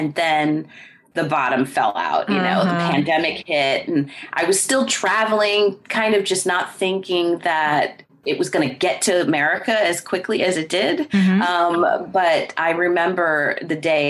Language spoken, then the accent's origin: English; New Jersey, United States; moved away as an adult; I was born and raised in New Jersey in the United States